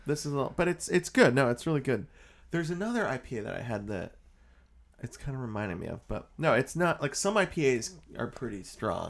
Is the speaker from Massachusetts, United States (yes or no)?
yes; Boston, Massachusetts, United States; we grew up in Boston, Boston area, and we would go into Boston all the time